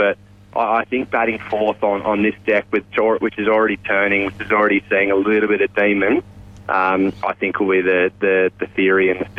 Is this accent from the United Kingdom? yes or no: no; Australia; So I suppose as an Aussie